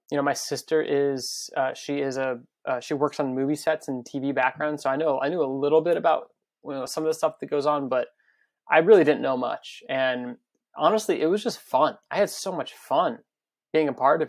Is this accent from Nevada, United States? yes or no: yes; Las Vegas, Nevada, United States; now in Brooklyn, United States; I grew up in Las Vegas.